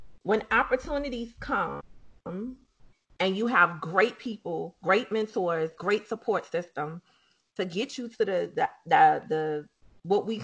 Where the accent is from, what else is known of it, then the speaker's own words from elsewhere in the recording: New Orleans, Louisiana, United States; Dublin Street is the street that we grew up on, in the area, which is considered uptown, and we are from Holly Grove.